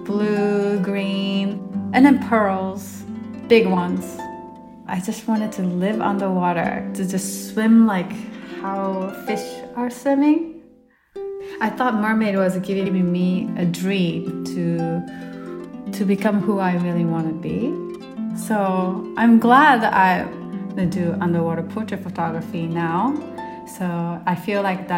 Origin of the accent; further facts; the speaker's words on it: Japan; moved away; I'm from Japan originally